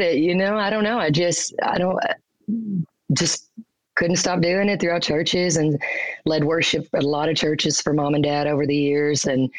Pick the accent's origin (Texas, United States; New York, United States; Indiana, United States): Texas, United States; Dallas; also born or lived in Mississippi / Roanoke, Texas; I actually was born in Mississippi, but I was raised in Texas. I turned one in Roanoke, Texas.